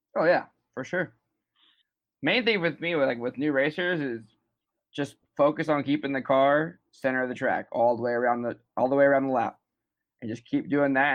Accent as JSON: {"language": "English", "town": "Huntington Beach", "region": "California", "country": "United States", "said": "Huntington Beach, California"}